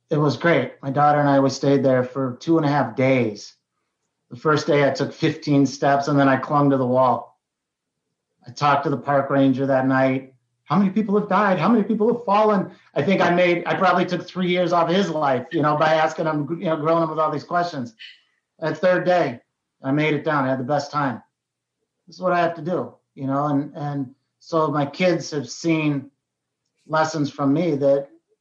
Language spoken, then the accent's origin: English; Colorado, United States; moved away; also born or lived in Queens, New York / Ohio; Although I was born in Queens, New York, we moved out to a very rural mountain town in Colorado before Colorado was kind of the cool place to be